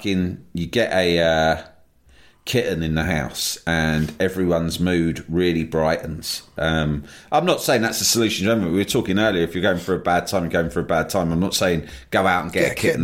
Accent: London, United Kingdom; As a Londoner

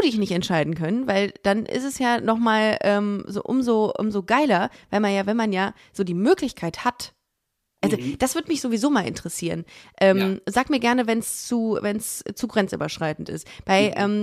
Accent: Düsseldorf, North Rhine-Westphalia, Germany; moved away as an adult; now in Cologne, Germany; ich bin in Düsseldorf aufgewachsen

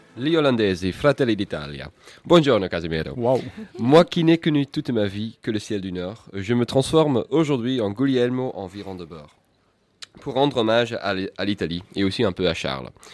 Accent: Netherlands; Nous, aux Pays-Bas

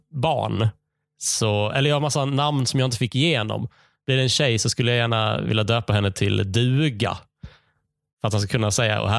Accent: Skåne, Sweden; PGA, jag är skåning och vi befinner oss i Skåne när jag säger det här.

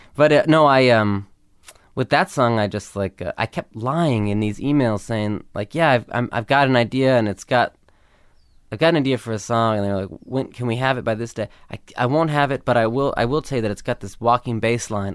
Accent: Los Angeles, California, United States; growing up in L

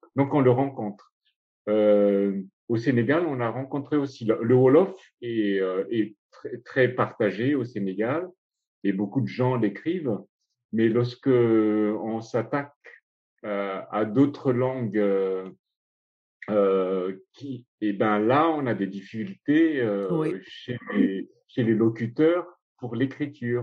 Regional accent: Madagascar; first language Malagasy; French is a second language; ma langue maternelle, c'est le malgache

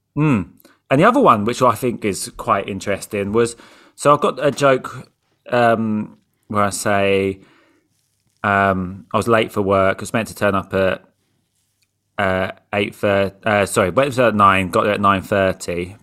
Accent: England, United Kingdom; I'm from England

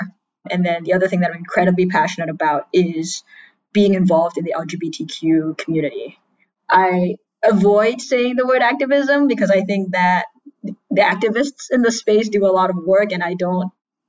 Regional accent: Singapore; moved away as an adult; also born or lived in United States; I am a queer trans Singaporean, born and raised in Singapore.

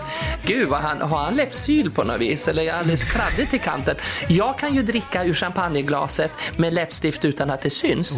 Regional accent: Skutskär, Uppsala County, Sweden; jag kommer från Skutskär

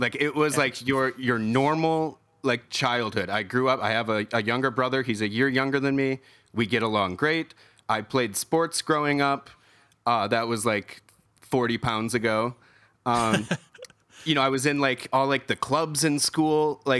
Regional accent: Clarkston, Michigan, United States; Clarkston, Michigan. Okay. So, yep, just the bottom of that little thumb there. 45 minutes north of Detroit.

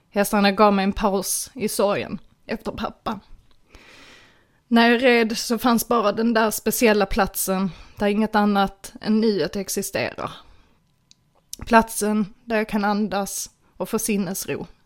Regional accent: Skåne, Sweden; Född och uppvuxen i Platta Skåne med höjdrädsla fick jag snabbt lära mig att hoppa i både uppför och nedförsbackar

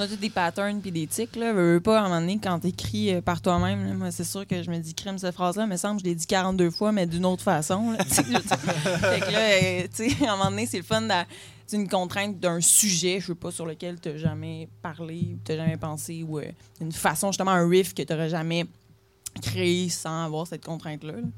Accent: Quebec City, Quebec, Canada; je suis une femme de 22 ans, je viens de la ville de Québec

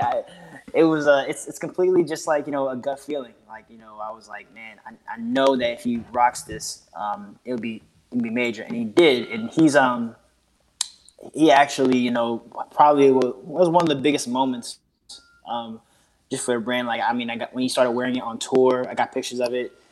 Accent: Oakland, California, United States; now in Washington, DC, United States; I'm in DC right now. I'm from the Bay Area originally

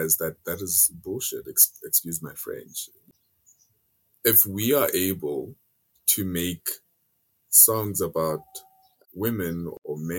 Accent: South Africa; I love my home country

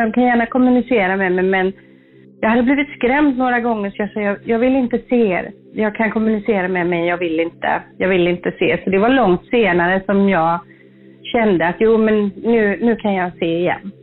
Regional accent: Hindås, Västra Götaland, Sweden; jag växte upp då i Hindås utanför Göteborg här.

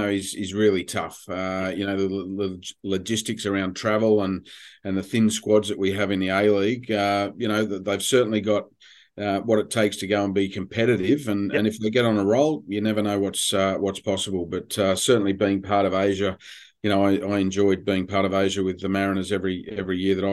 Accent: London, United Kingdom; born there; But I was born in London

